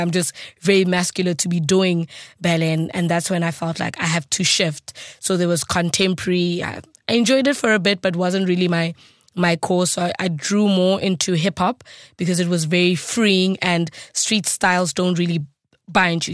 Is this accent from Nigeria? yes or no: no; South Africa; English is a second language; as a South African